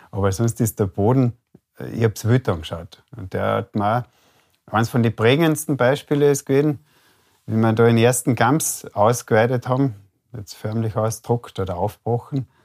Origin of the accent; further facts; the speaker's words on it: Carinthia, Austria; ich bin gebürtiger Kärntner, aufgewachsen an einem Bergbauernbetrieb.